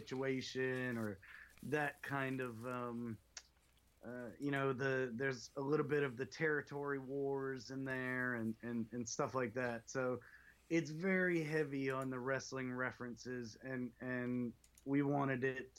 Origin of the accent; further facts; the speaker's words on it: North Carolina, United States; I grew up in North Carolina, so it was flair country